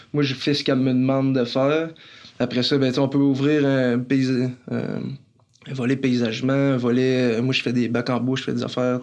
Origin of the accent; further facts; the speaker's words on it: Saint-Eustache, Quebec, Canada; je suis né à Saint-Eustache, proche de Montréal